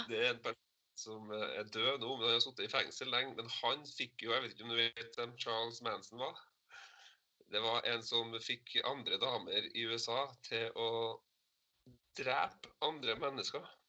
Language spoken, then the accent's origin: Norwegian; Trondheim, Trøndelag, Norway; jeg er jo fra Trondheim